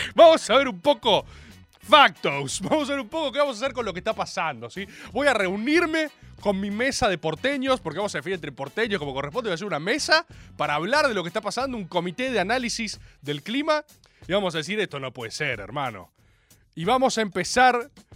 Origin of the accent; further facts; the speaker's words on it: Dominican Republic; tu amigo el dominicano